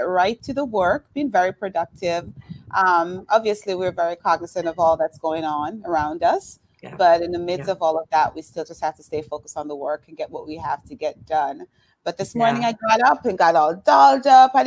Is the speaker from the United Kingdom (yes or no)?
no; Jamaica; moved away as an adult; now in Miami, United States; I'm Jamaican. I came here about 25 years ago. I actually came here to go to school, to go to college. I did high school and junior college in Jamaica and came to Miami